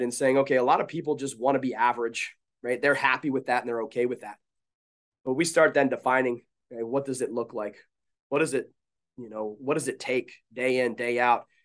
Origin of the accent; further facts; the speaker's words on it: Baltimore, Maryland, United States; now in Salisbury, United States; I grew up in the Baltimore area